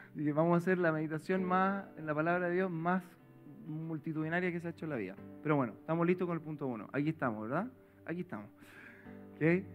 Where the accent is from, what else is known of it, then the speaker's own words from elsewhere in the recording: Providencia, Santiago Metropolitan Region, Chile; Yo vengo de Providencia toda la vida